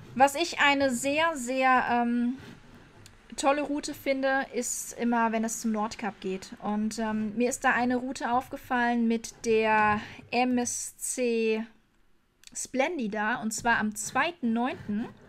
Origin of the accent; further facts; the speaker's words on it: Germany; als Deutsche